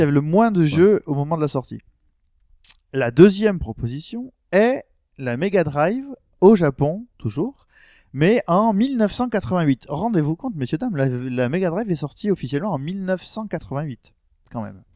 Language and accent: French; France; on est français